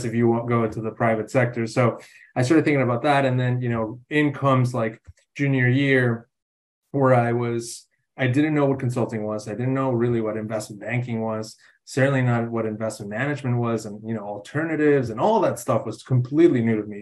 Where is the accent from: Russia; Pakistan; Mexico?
Mexico; Mexico City; moved away as an adult; now in United States; I'm originally from Mexico City, have been living in the States for a while now